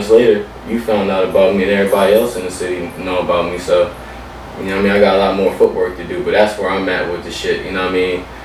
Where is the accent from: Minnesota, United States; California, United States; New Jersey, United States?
New Jersey, United States; Camden; also born or lived in West Philadelphia, Pennsylvania; now in Richmond, United States; I'm from Camden, New Jersey, in West Philadelphia.